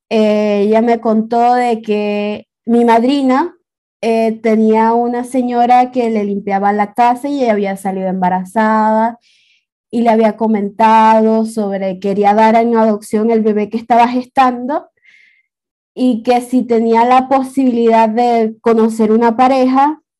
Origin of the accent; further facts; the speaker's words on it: Maracaibo, Zulia, Venezuela; born there; yo tengo 25, casi 26, los cumplo en diciembre. Eh, nací en Maracaibo